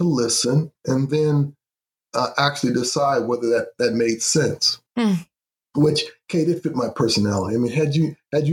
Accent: Grand Rapids, Michigan, United States; growing up in Grand Rapids was an amazing thing as I look back on it now

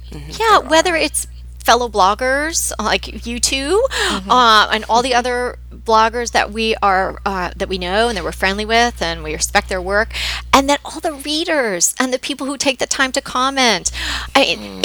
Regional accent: New York, United States; moved away as an adult; now in Pasadena, United States; grew up on the East Coast. I'm from New York

